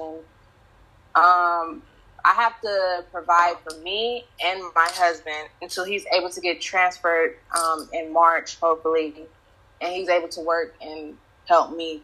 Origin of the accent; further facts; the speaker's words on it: the South, United States; that's how I was raised in the South.